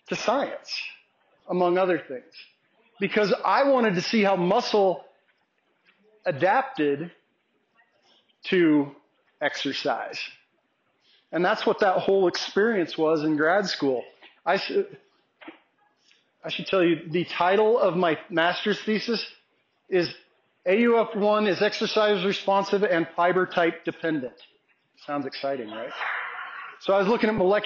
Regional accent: Olney Springs, Colorado, United States; My hometown, Olney Springs, is 35 miles from here, but Crowley County High School is over in Ordway

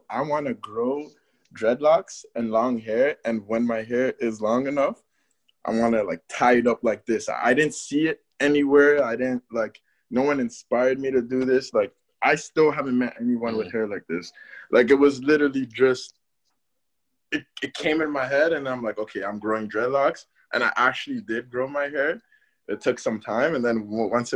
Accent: Toronto, Ontario, Canada; also born or lived in Berlin, Germany / Cameroon; I'm from Cameroon. I was born in Germany, Berlin. I lived in Berlin. Yep. And then I came to Canada for elementary school. Okay. Yeah, Toronto

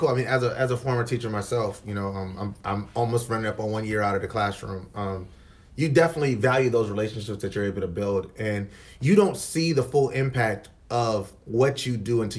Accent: North Charleston, South Carolina, United States; I'm from North Charleston. Okay. Like, you know, I graduated from North Charleston High School.

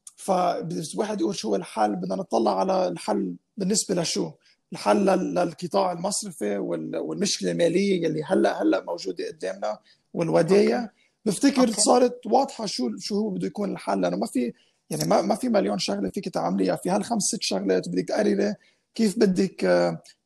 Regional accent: Lebanon

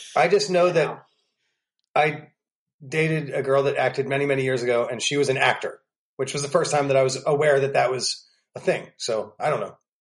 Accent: Pennsylvania, United States; also born or lived in New York City; now in Nashville, United States; I was from Pennsylvania

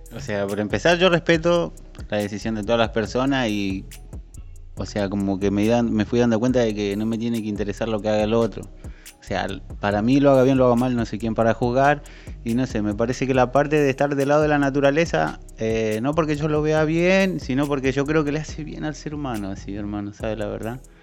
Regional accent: Argentina; moved away; soy de Argentina

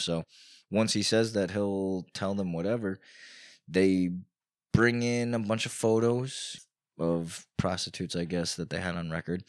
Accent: Newburgh, New York, United States; now in Poughkeepsie, United States; I grew up in Newburgh

